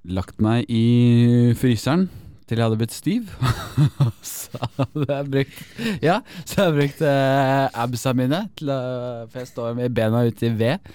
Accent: Elverum, Innlandet, Norway; fra der jeg er ifra

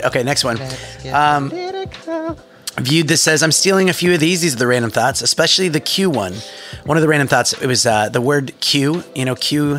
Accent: United States; now in Australia; I'm an American living in Australia.

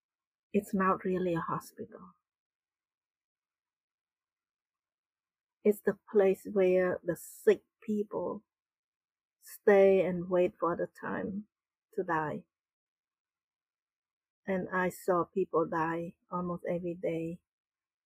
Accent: Battambang, Cambodia; moved away; also born or lived in Phnom Penh; I grew up in Cambodia in a small town.

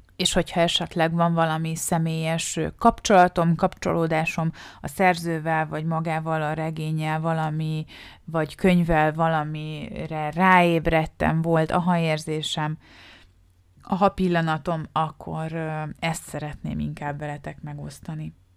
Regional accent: Balatonfüred, Veszprém County, Hungary; moved away; Balatonfüredről származunk, szárm, onnan jövök, és ez ott tanultam általános iskolába, középiskolába

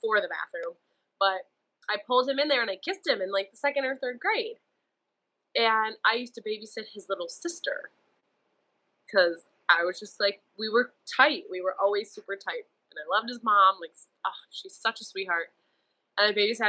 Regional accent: Euclid, Ohio, United States; now in Cleveland, United States; I'm from Euclid, like lived there my whole life

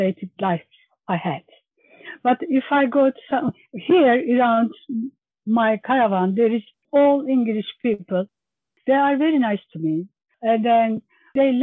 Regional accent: Turkey; English is a second language; moved away as an adult; now in Birchington, United Kingdom; I am from Turkey.

